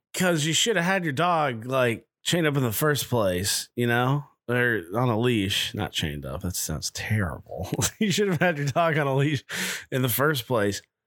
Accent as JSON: {"language": "English", "town": "Nashville", "region": "Tennessee", "country": "United States", "said": "I'm from Nashville"}